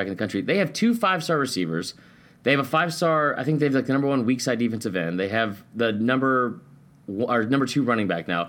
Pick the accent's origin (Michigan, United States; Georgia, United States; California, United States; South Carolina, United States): Georgia, United States; Atlanta; also born or lived in Stone Mountain, Georgia; growing up in Atlanta and Stone Mountain